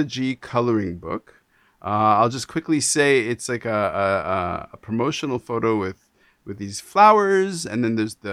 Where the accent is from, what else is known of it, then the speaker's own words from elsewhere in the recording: Canada; being Canadian, being from Canada